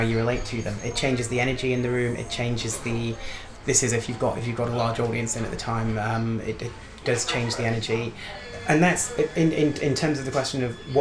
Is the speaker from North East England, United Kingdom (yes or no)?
yes; Newcastle upon Tyne, North East England, United Kingdom; I'm from Newcastle